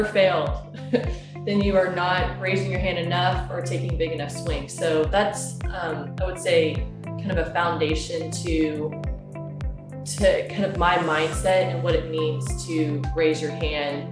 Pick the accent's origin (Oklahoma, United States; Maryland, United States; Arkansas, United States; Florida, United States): Oklahoma, United States; moved away as an adult; also born or lived in Beijing, China; now in Seattle, United States; I'm actually from Oklahoma, of all places. Grew up in Oklahoma, went to Oklahoma State University